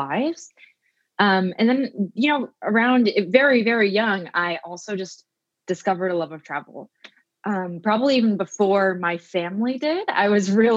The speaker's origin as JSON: {"language": "English", "region": "Oregon", "country": "United States", "tie": "born or raised there", "moved": "yes", "lives_now": "Queens, New York, United States", "said": "I grew up in a small town in Oregon"}